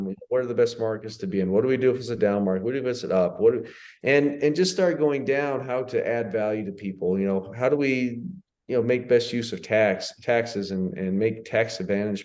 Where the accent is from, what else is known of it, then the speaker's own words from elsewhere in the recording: United States; moved away as an adult; also born or lived in Italy / Spain; I'm as American as they come